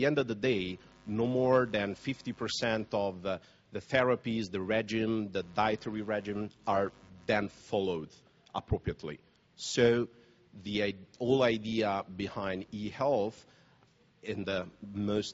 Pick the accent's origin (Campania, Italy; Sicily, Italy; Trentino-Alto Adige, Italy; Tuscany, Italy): Campania, Italy; Naples; I was born in Naples